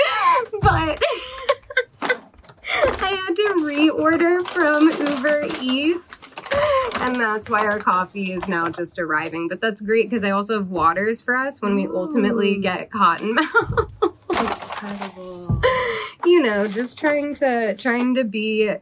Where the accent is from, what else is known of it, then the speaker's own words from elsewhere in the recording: East Coast, United States; now in Los Angeles, United States; I'm from the East Coast originally as well